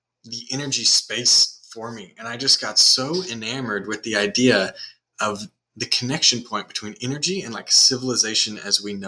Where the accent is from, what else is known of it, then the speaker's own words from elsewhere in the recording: Houston, Texas, United States; also born or lived in Austin; I was actually born and raised in Houston, went to Stratford High School just down the road